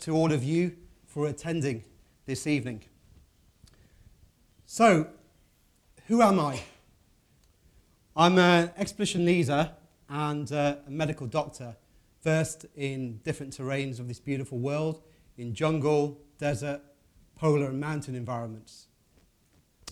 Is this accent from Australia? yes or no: no; Midlands, United Kingdom; I'm from the Midlands in the UK